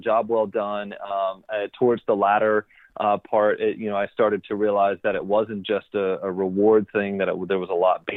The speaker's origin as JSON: {"language": "English", "town": "Fayetteville", "region": "North Carolina", "country": "United States", "tie": "born or raised there", "moved": "as an adult", "lives_now": "San Diego, United States", "said": "I'm originally from Fayetteville, North Carolina. I was born on the East Coast, spent some time there until I was about 22 to 23 years old."}